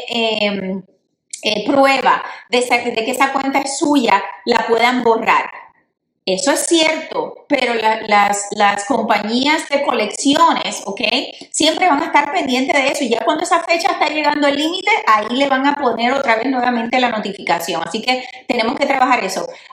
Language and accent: Spanish; Puerto Rico; yo soy puertorriqueña